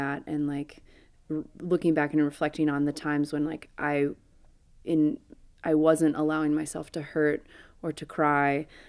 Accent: Dixon, Illinois, United States; moved away as an adult; also born or lived in Champaign-Urbana, Illinois; I grew up in Dixon, Illinois.

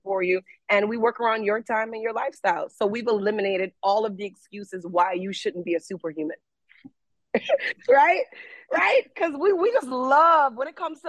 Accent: Jamaica; being Jamaican to me, it means pride.

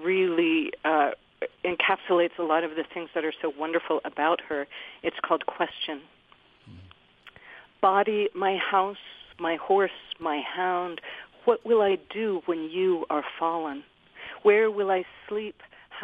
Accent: Utah, United States; I was born and raised in Utah myself

